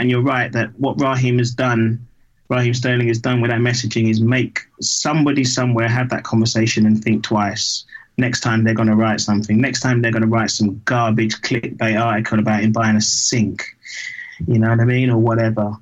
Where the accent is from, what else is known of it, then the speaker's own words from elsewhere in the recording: London, United Kingdom; I grew up in Battersea, and you you know you walked to school with CFC NF on the wall in in in 1981